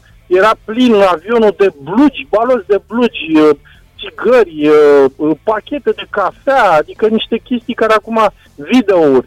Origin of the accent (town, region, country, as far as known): Romania